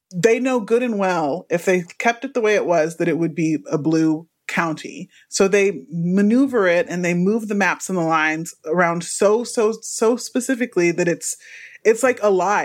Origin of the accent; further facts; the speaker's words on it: Houston, Texas, United States; now in Los Angeles, United States; I'm from Texas, by the way, Houston, Texas